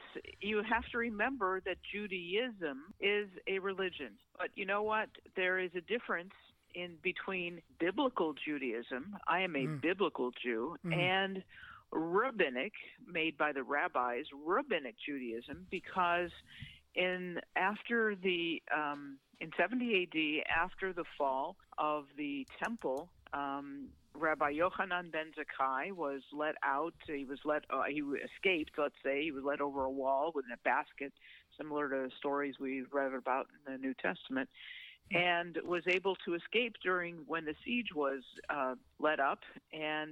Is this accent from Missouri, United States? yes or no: yes; St. Louis, Missouri, United States; I grew up in St. Louis, Missouri